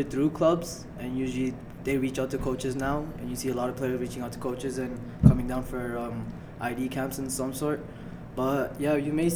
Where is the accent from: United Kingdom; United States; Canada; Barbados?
Canada; Toronto, Ontario; moved away as an adult; now in North Bay, Canada; from Scarborough, Ontario